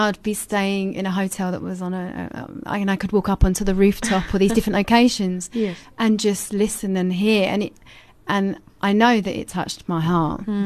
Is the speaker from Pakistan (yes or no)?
no; England, United Kingdom; moved away as an adult; now in South Africa; where I actually took my shahada was in England